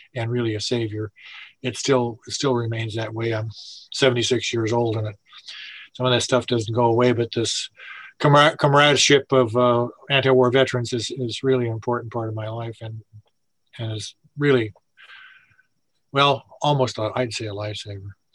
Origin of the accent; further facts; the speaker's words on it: Seattle, Washington, United States; I'm from Seattle and Washington